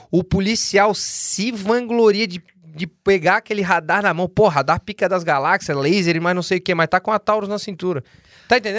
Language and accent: Portuguese; Brazil; now in United States; Para nós também, sou, sou, sou, brasileiro, sou